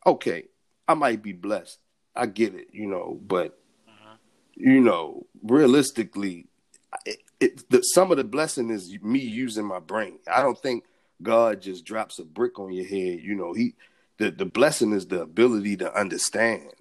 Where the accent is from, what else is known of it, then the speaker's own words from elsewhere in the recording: Baltimore, Maryland, United States; growing up in Baltimore